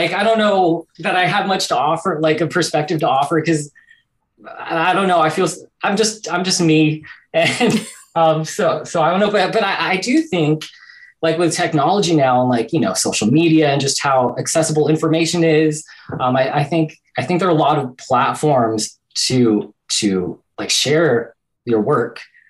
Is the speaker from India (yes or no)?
no; Philippines; I think, especially culture, like, and being Filipino, things that we have in common.